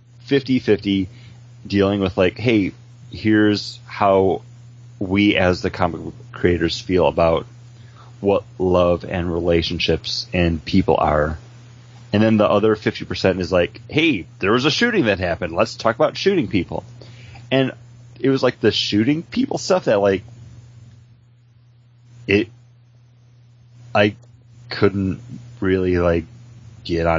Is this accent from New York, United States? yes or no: yes; Buffalo, New York, United States; now in Orlando, United States; I'm a New Yorker. I mean, spent my entire life in Buffalo